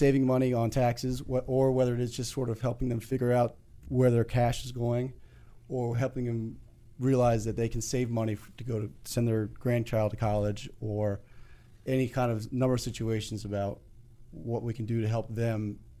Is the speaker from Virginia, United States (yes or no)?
yes; Virginia, United States; From Virginia.